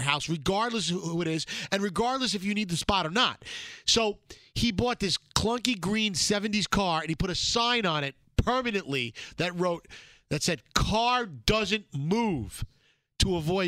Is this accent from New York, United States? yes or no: yes; New York City, New York, United States; my years growing up in Brooklyn